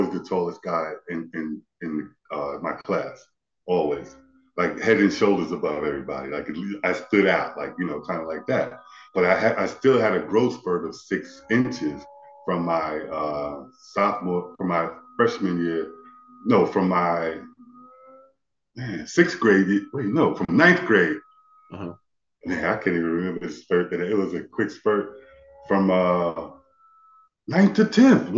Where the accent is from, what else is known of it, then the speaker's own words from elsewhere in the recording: Amityville, New York, United States; also born or lived in Copiague, New York; now in Charlotte, United States; I grew up in Amityville. I was born actually in Copeg, right next door. But I was raised in Amityville.